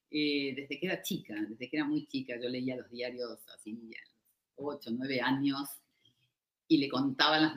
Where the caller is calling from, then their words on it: Argentina; Les hablo de, desde Argentina